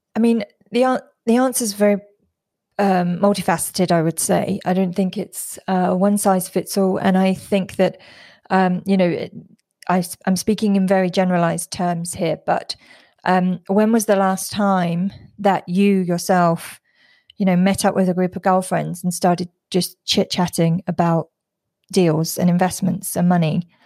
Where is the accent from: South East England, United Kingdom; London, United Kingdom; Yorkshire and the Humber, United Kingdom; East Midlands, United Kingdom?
London, United Kingdom; moved away as an adult; now in Singapore; I'm originally from London and I live in Singapore in Southeast Asia.